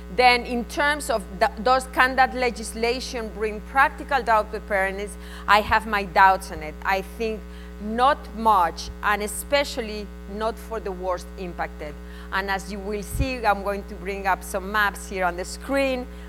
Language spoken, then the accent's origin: English; Spain; accent: Spanish; English is a second language; my Spanish accent